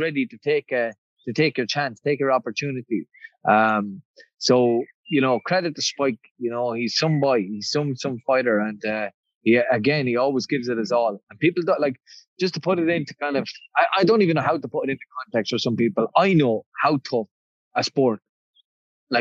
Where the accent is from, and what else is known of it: Ireland